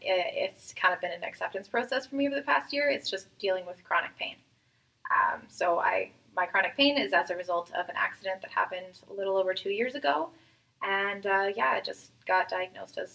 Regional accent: Winnipeg, Manitoba, Canada; also born or lived in Vancouver; I'm from Winnipeg, Manitoba, born and raised.

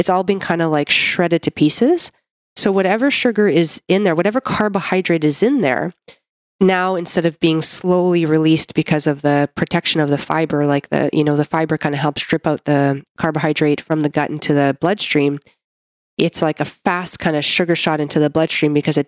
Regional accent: Canada; I'm a Canadian medical doctor

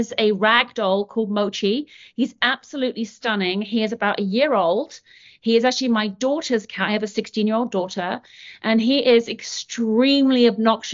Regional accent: United Kingdom; moved away as an adult; now in Portland, United States; So I am British, in case you haven't noticed. This is not a Mainers accent, although I do live in Portland, Maine. I've been in the US now for about 13 years.

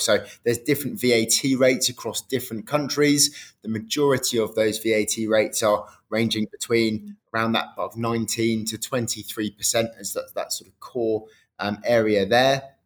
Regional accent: United Kingdom; I grew up uh, same in the, in the, UK, really

